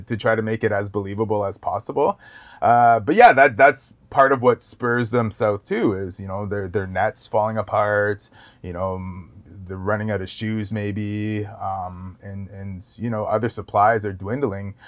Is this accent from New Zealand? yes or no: no; Wasauksing First Nation reserve, near Parry Sound, Ontario, Canada; I grew up on the reserve